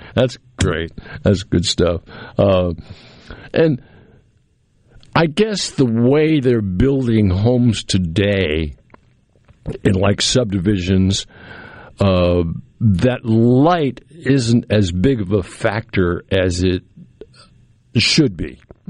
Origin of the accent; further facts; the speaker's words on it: New England, United States; my house in New England, the house I grew up in New England, which was built in the 1800s